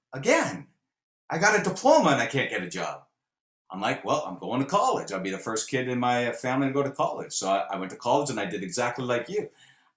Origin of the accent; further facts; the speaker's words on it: Brantford, Ontario, Canada; moved away as an adult; now in Texas, United States; I'm actually was raised in a city called Brantford